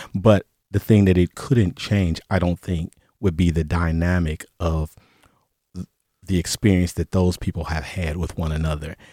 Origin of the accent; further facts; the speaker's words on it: Cleveland, Ohio, United States; moved away; also born or lived in Detroit; I went back to my hometown of Cleveland